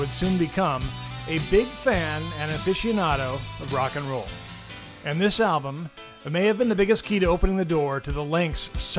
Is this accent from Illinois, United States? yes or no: no; Puyallup, Washington, United States; also born or lived in Pullman, Washington; my hometown of Puyallup to my college town of Pullman, Washington.